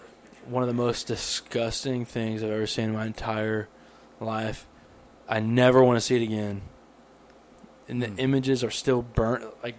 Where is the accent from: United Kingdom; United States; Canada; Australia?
United Kingdom; England; We didn't partake because we thought, you know, they can tell we're English.